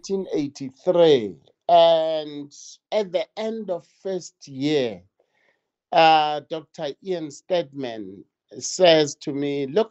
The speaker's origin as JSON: {"language": "English", "country": "Lesotho", "tie": "born or raised there", "moved": "yes", "lives_now": "South Africa", "said": "as a little boy, I grew up in Lesotho for about 7 years."}